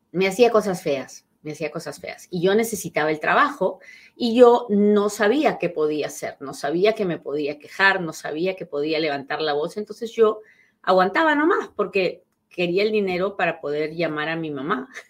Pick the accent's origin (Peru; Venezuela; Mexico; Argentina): Peru; moved away as an adult; mi primer trabajo en este país fue de asistenta dental. Sí, sí, sí, porque resulta que yo llegué de Perú siendo dentista